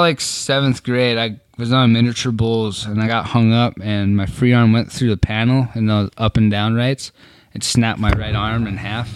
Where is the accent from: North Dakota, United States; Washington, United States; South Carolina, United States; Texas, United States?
North Dakota, United States; Trenton; Born and raised in Trenton, North Dakota